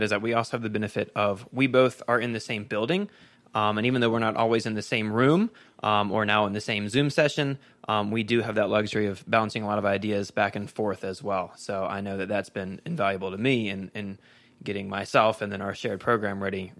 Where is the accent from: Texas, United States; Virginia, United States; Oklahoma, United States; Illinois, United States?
Virginia, United States; So I grew up in Virginia, went to Bridgewater College